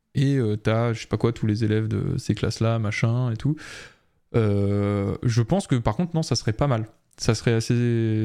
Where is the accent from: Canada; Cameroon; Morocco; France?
France; nous en tant que Français